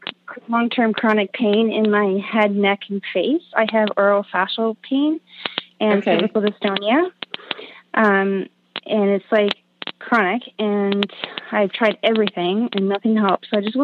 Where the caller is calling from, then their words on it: Halifax, Nova Scotia, Canada; I'm calling from Halifax, Nova Scotia.